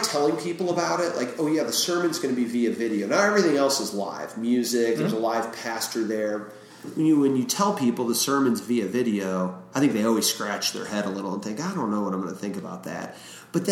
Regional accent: Washington, Missouri, United States; also born or lived in Granite City, Illinois; now in St. Louis, United States; I grew up in Washington, Missouri.

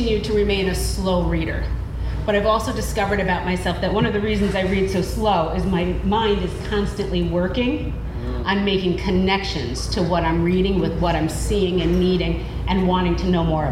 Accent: Troy, New York, United States; I grew up in the Berg, as we call it

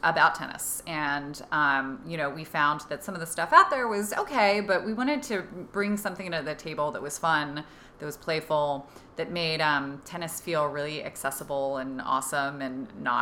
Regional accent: Pennsylvania, United States; moved away as an adult; now in Washington, D.C., United States; I am from Pennsylvania

